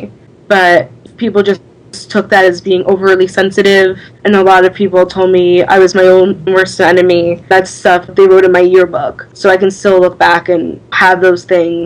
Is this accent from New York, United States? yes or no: yes; Long Island, New York, United States; I'm from Long Island.